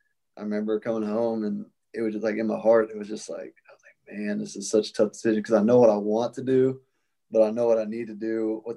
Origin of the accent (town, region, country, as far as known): Franklin, Tennessee, United States; born or raised there; moved away as an adult; also born or lived in Iowa